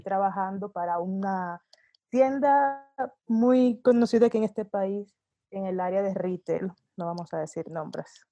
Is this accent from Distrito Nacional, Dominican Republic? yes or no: yes; Santo Domingo, Distrito Nacional, Dominican Republic; moved away as an adult; also born or lived in Sweden / Denmark; now in Mexico; yo soy de Santo Domingo, República Dominicana, de origen, y viví básicamente la mitad de mi vida en, en la Europa nórdica, en Suecia y en Dinamarca